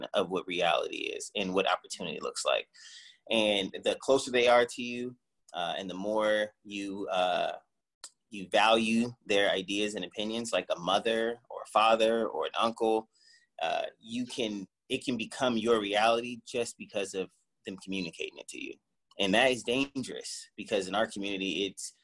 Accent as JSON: {"language": "English", "town": "Cleveland", "region": "Ohio", "country": "United States", "tie": "born or raised there", "also_born_or_lived": "Portland, Oregon", "moved": "yes", "said": "I grew up in Cleveland, Ohio"}